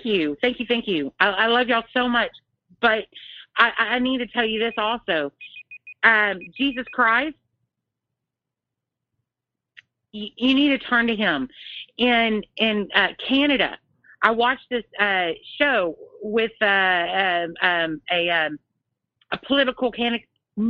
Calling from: Texas, United States; Hey, this is … from Texas. I've talked to you before.

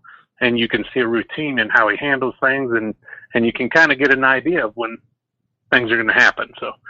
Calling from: Nebraska, United States

